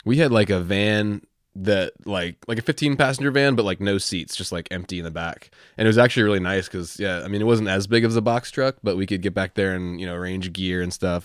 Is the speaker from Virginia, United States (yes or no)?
yes; Virginia, United States; I'm from Virginia